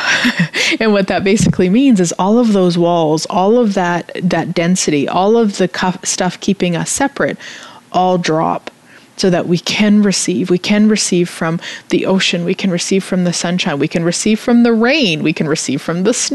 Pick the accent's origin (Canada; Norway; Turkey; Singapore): Canada; I'm Canadian